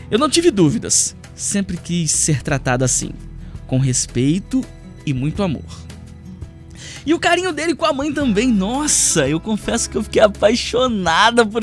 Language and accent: Portuguese; Vitória, Espírito Santo, Brazil; now in Cachoeiro de Itapemirim, Brazil; Eu sou de Vitória, capital, mas atualmente eu tô morando em Cachoeiro de Itapemirim.